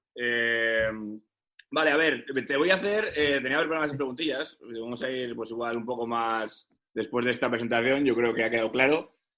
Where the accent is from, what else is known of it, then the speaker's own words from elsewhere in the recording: Santander, Cantabria, Spain; yo soy de Santander